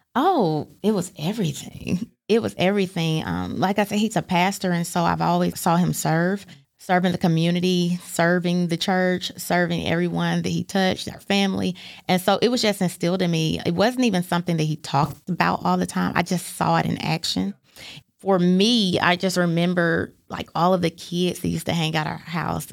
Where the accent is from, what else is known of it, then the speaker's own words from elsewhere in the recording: Fort Wayne, Indiana, United States; now in Chattanooga, United States; When I was in the third grade, my father, he's a pastor, and he was called to pastor a church in Fort Wayne. And so we moved up there when I was in the third grade